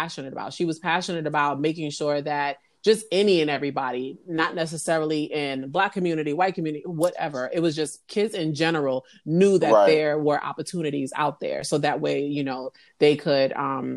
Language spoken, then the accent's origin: English; New York City, New York, United States; moved away; I'm originally from the Bronx in New York. You know, I, you know, had a great upbringing